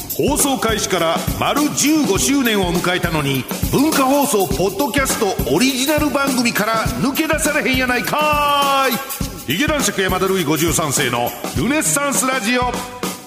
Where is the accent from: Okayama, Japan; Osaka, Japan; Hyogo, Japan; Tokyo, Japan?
Hyogo, Japan; accent: Kansai; moved away; 私一応兵庫県出身の関西人なもんですから、イントネーション問題みたいなのがあるわけですよ